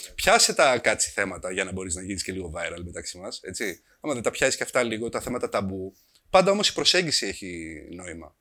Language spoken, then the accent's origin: Greek; Kavala, Eastern Macedonia and Thrace, Greece; Είμαστε μια οικογένεια από την Καβάλα